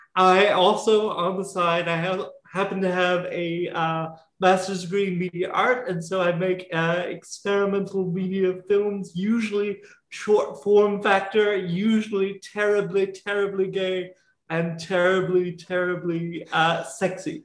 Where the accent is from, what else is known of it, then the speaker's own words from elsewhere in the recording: South Carolina, United States; I grew up in South Carolina.